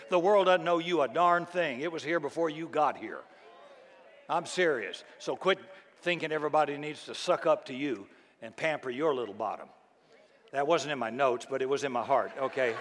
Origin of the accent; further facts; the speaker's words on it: the South, United States; I grew up in the South, and it was very friendly and very polite in the, in the 50s and 60s when I grew up